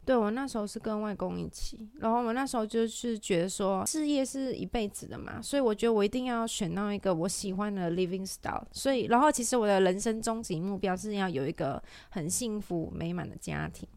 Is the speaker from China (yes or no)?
no; Malaysia; moved away as an adult; now in Taiwan; 因为我是马来西亚人